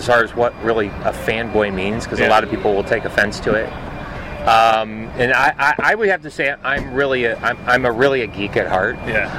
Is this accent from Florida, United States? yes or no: yes; Daytona Beach, Florida, United States; I grew up in Daytona Beach, Florida, around the whole NASCAR atmosphere, and so I grew up as a I was fortunate. I grew up as a beach town kid